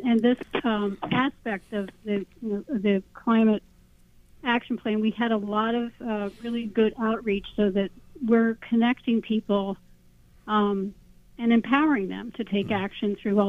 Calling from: Nyack, New York, United States; I'm here in Nyack.

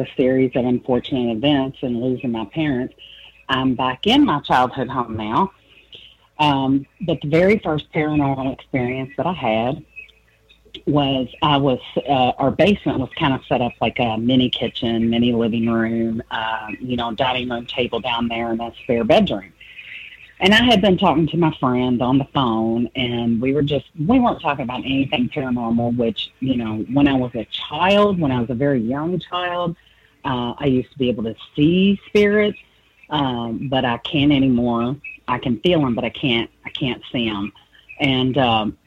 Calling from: Louisville, Kentucky, United States; I'm calling from Louisville, Kentucky.

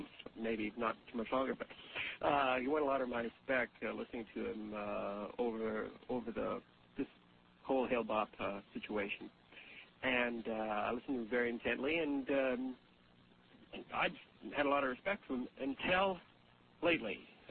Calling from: Edmonton, Alberta, Canada; I'm calling from Edmonton, Alberta, and I'm listening to you in Spokane.

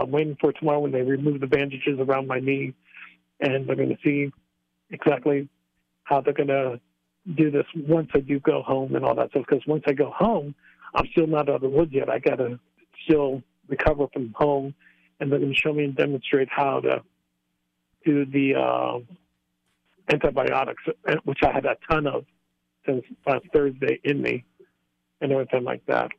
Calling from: Lancaster, Pennsylvania, United States; Like I said, yeah, I'm calling from Pennsylvania. My wife and I, we live in the Amish country area in okay. Lancaster, on the outskirts of yes. Lancaster.

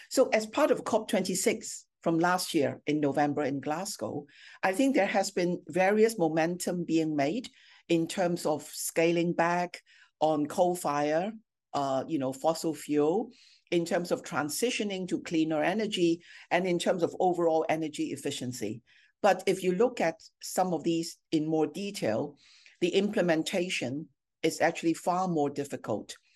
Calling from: Singapore; I'm joining you from Singapore, which is our second business hub in APAC.

